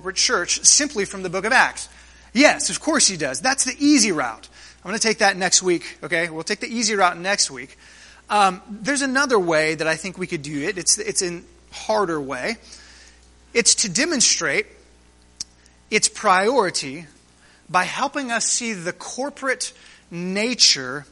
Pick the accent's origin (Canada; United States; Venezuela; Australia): United States; us as American Christians